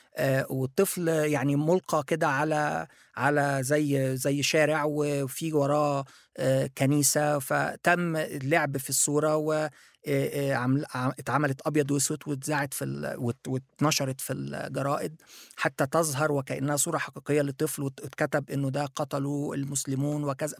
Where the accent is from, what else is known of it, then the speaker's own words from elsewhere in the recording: Egypt; also born or lived in Japan; أنا مصري موجود في مصر